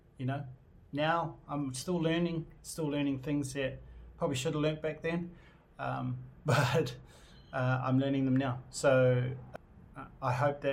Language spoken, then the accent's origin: English; New Zealand; I'm from New Zealand. I identify as being New Zealand Māori.